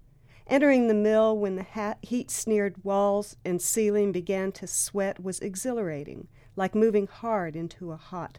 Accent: New Mexico, United States; also born or lived in Durango, Colorado; I was born in Durango, Colorado, and grew up in northern New Mexico, actually on the Navajo Indian Reservation there.

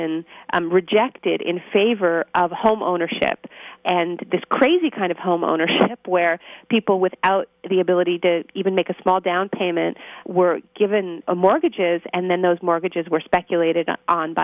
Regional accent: Canada; I'm Canadian

